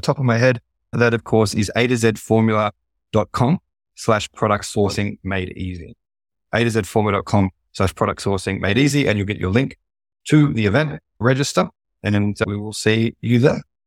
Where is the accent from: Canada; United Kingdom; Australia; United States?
Australia; accent: Australian; Australia, my home country, which you can probably tell from my accent